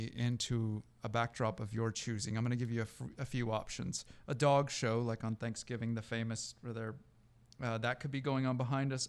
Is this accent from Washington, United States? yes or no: yes; Seattle, Washington, United States; moved away; also born or lived in Florida; I grew up in Seattle.